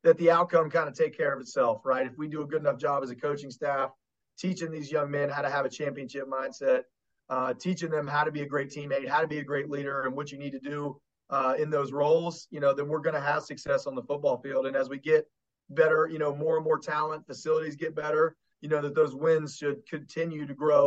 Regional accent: Kanawha Valley, West Virginia, United States; born or raised there

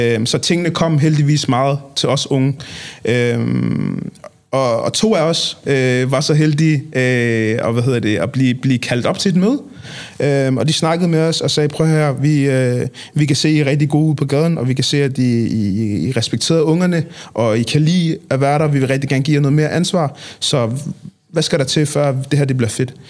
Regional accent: Copenhagen, Capital Region of Denmark, Denmark; jeg er opvokset i Nordvest

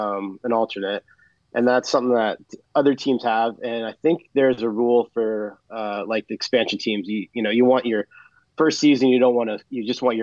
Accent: Seattle, Washington, United States; we're from Seattle

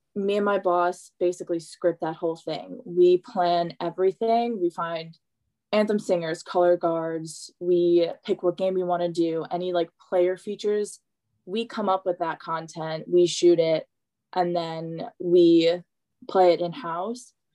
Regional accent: West Islip, New York, United States; My hometown is very like if you grow up here, you stay here.

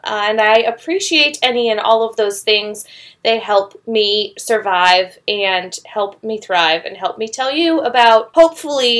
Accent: Chicago, Illinois, United States; I'm from Chicago.

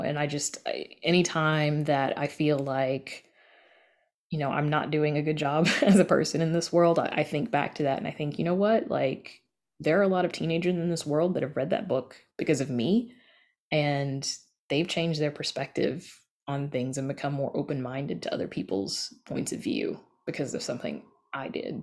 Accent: the South, United States; I grew up in the South and I grew up with hoodoo

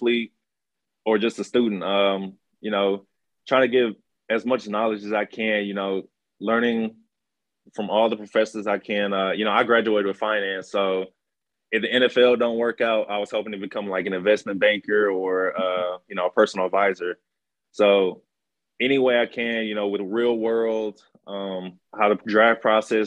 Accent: Houston, Texas, United States; it's my hometown

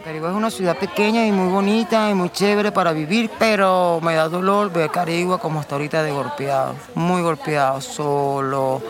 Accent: Venezuela; recuerda que soy venezolano, no colombiano

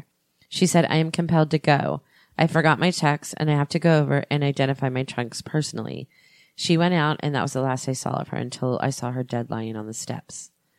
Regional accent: Orange, California, United States; also born or lived in Pittsburgh, Pennsylvania; Well, my hometown where I was born is Pittsburgh, Pennsylvania. But I grew up in Orange

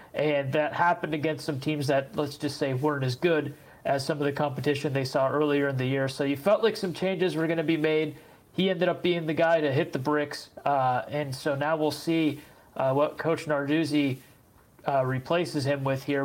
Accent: Erie, Pennsylvania, United States; I'm from Erie

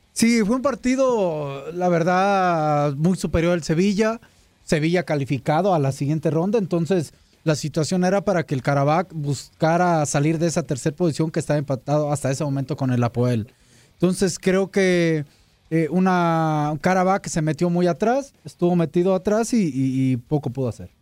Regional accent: Mexico; a mí como mexicano

